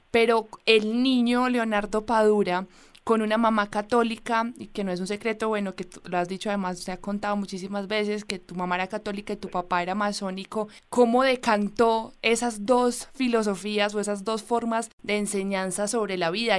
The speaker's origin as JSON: {"language": "Spanish", "town": "Medellín", "region": "Antioquia", "country": "Colombia", "moved": "yes", "lives_now": "Bogotá, Colombia", "said": "yo soy de Medellín, pero vivo en Bogotá"}